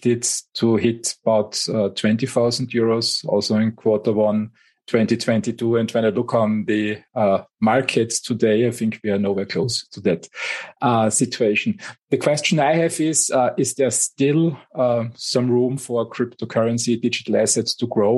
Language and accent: English; Austria; my home country, Austria